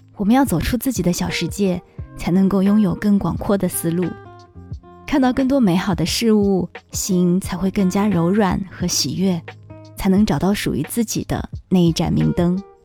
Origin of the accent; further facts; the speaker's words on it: Shanghai, China; 作为一个土生土长的上海人